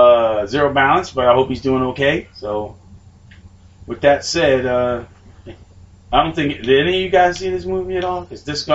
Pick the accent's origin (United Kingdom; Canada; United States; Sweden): United Kingdom; London; Motherfucker, I was raised in London.